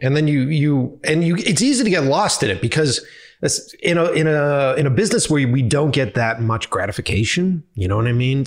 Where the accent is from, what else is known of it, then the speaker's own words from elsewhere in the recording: Boston, Massachusetts, United States; moved away as an adult; also born or lived in New York; if I go back to my hometown, I know everybody